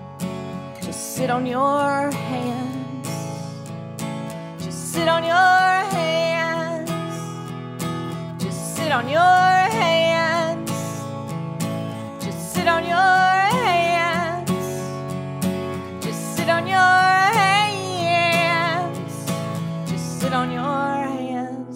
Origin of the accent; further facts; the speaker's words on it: Kings Mountain, North Carolina, United States; moved away; I'm originally from North Carolina, a small town called Kings Mountain.